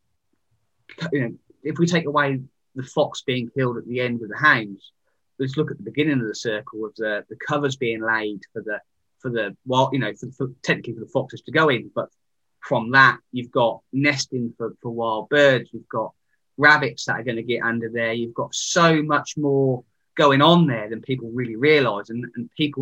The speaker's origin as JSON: {"language": "English", "town": "Sandringham", "region": "East of England", "country": "United Kingdom", "tie": "born or raised there", "said": "I come from Sandringham. That's my background. So Royal Estate, my dad was a keeper. And I learned, you know, how the land management works"}